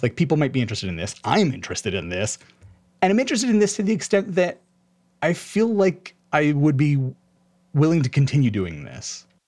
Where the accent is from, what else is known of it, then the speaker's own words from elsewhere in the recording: Honolulu, Hawaii, United States; moved away as an adult; now in Spokane, United States; I was born in Honolulu, Hawaii, and spent eighteen years growing up there